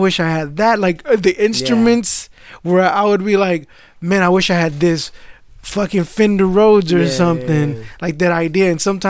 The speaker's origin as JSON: {"language": "English", "country": "United States", "tie": "born or raised there"}